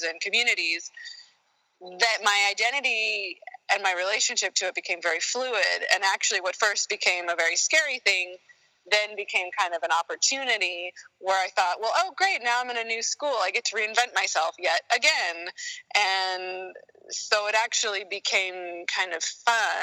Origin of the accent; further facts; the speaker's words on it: Sacramento, California, United States; also born or lived in San Diego, California / Germany; I was born in Sacramento, and so I'm a California native, and lived my first formative, I guess, 12 years there